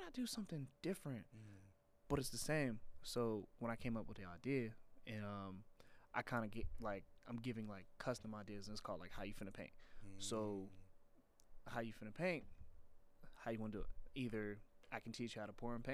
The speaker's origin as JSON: {"language": "English", "town": "Pittsburgh", "region": "Pennsylvania", "country": "United States", "said": "I'm from Pittsburgh"}